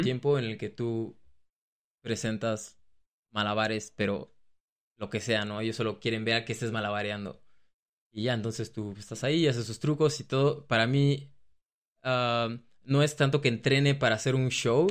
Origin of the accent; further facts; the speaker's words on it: Mexico; moved away as an adult; also born or lived in Australia; now in Germany; digo que soy de México